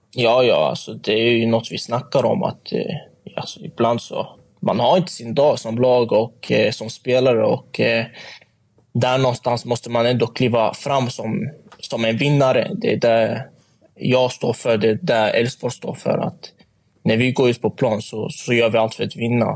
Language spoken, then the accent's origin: Swedish; Sweden; also born or lived in Motala; jag är uppväxt i Sverige